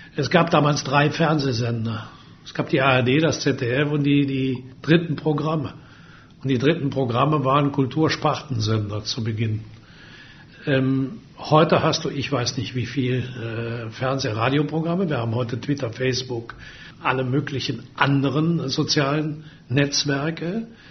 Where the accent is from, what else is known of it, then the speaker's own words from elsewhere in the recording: Würselen, North Rhine-Westphalia, Germany; in meiner Heimatstadt in Würselen